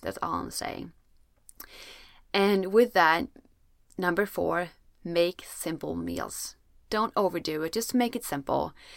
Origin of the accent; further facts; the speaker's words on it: Sweden; I'm from Sweden, where it's usually very cold